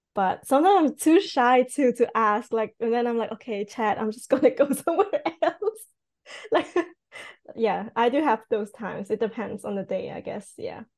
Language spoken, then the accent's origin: English; Switzerland; first language Cantonese; English is a second language; moved away as an adult; now in Japan; I'm actually from Switzerland.